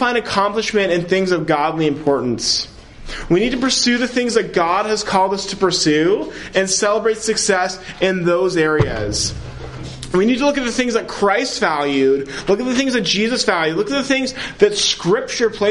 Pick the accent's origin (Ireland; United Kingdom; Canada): Canada; Ontario; I'm from Ontario, so social media is great because I can connect with family in different provinces